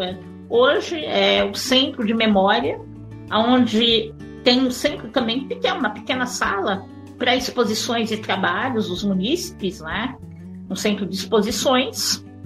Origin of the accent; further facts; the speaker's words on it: São Paulo, Brazil; moved away as an adult; now in Santana de Parnaíba, Brazil; eu sou brasileira, eu sou de São Paulo, o município também de São Paulo